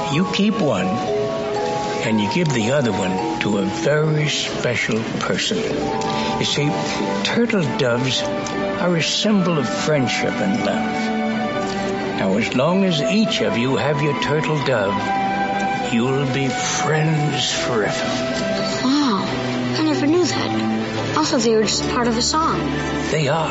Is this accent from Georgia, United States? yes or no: yes; Georgia, United States; I'm half New Jersey. My dad's North Carolina. My mom's New Jersey. They came together, made a Georgian